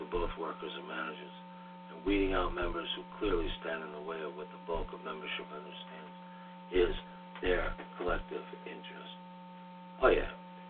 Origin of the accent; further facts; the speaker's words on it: New England, United States; Growing up in New England factory town provided me with some insight of what unions accomplished for everyone, including non-members.